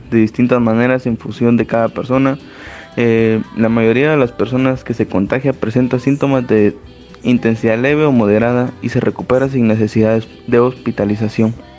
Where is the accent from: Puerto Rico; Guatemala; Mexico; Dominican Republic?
Guatemala